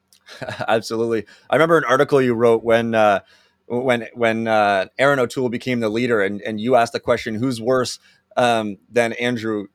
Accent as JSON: {"language": "English", "country": "Canada", "said": "as Canadians"}